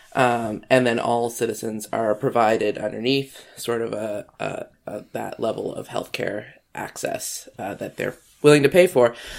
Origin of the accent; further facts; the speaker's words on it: Canada; I'm Canadian